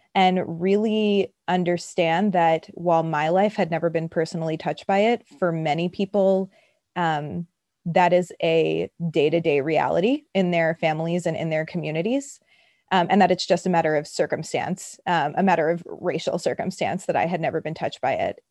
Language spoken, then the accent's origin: English; New York City, New York, United States; I grew up, so I'm from Brooklyn